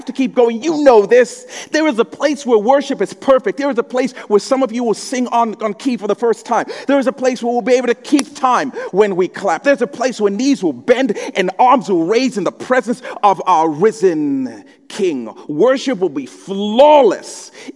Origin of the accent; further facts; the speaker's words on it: Zambia; moved away; when I was growing up in Zambia